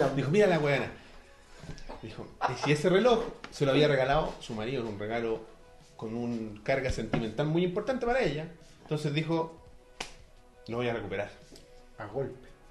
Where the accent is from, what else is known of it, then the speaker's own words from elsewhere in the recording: Santiago, Santiago Metropolitan Region, Chile; nosotros como santiaguinos